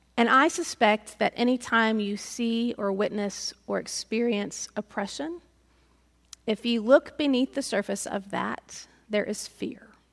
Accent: United States; as American Christians

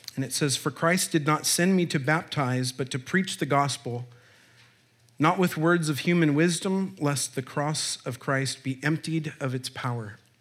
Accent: Olympia, Washington, United States; I was born in Olympia, Washington

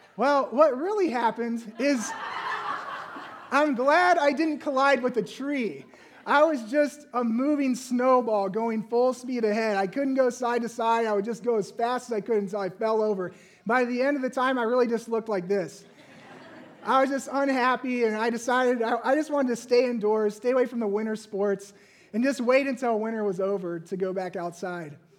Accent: Virginia, United States; moved away; growing up in Virginia

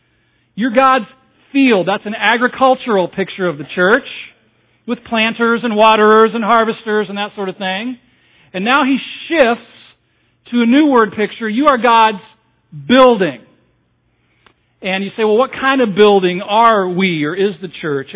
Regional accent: Southern California, United States; moved away; I was raised on the West Coast, in Southern California, the land of fruits and nuts, back in the 60s and the 70s

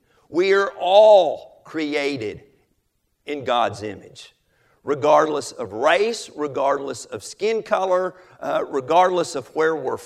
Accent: Pontotoc County, Oklahoma, United States; I'm from Pontotoc County in Oklahoma.

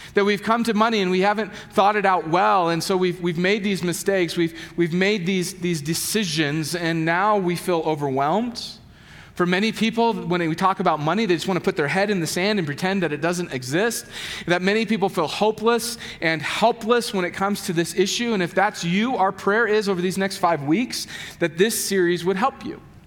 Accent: United States; I'm an American and I'm as middle class as they come

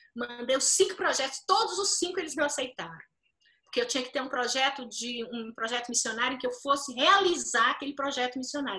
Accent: Brazil; você tem um senso de identidade coletiva, que isso a gente tem muito forte no Brasil

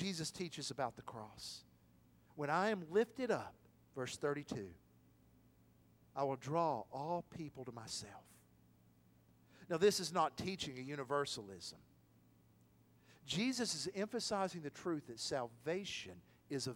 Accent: Athens, Tennessee, United States; my hometown of Athens

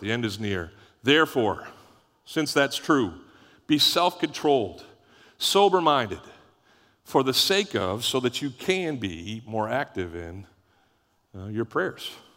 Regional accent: Canada; moved away; when we grew up in Canada, it was Boxing Day

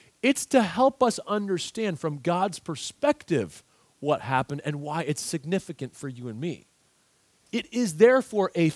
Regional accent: United States; as American readers

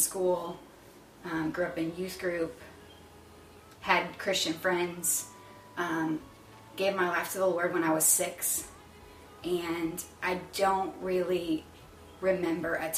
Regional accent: Florissant, Missouri, United States; also born or lived in Texas; I am from St. Louis. I was born here and lived here in Florissant actually all my life until right after college

